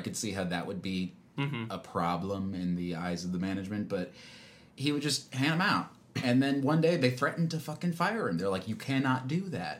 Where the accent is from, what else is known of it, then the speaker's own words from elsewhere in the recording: South Florida, United States; I'm from South Florida